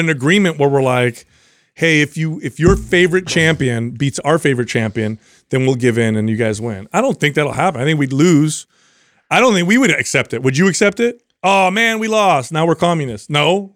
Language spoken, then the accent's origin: English; United States; I am an American